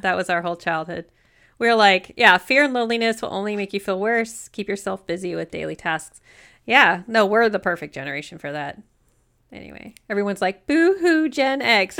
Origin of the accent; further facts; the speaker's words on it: United States; I'm American